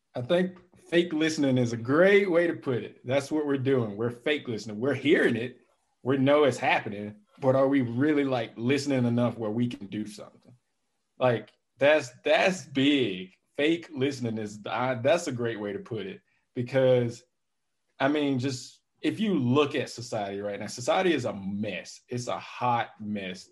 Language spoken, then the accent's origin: English; Calhoun Falls, South Carolina, United States; moved away; I'm from South Carolina, a little small town in South Carolina called Calhoun Falls